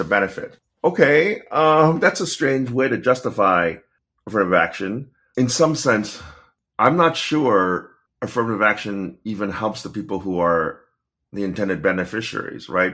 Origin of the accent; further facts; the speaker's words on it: Pittsburgh, Pennsylvania, United States; I was born in Pittsburgh